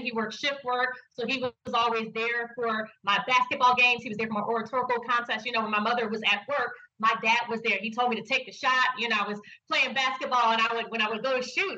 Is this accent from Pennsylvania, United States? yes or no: yes; Philadelphia, Pennsylvania, United States; I'm from Philadelphia, not North Philadelphia